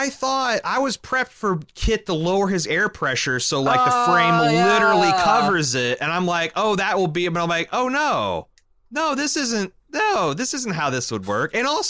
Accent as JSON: {"language": "English", "region": "Midwest", "country": "United States", "tie": "born or raised there", "said": "I grew up in the Midwest"}